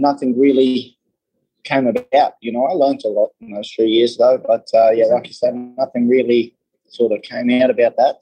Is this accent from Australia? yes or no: yes; Australia; moved away; I came across from Australia